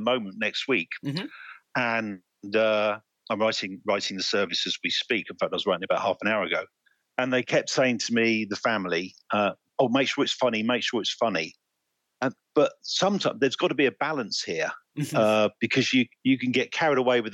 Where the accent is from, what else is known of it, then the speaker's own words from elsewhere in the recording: Cambridge, East of England, United Kingdom; also born or lived in Oxford, England; I grew up in England, mainly around Cambridge. And I now live about 10 miles just north of Oxford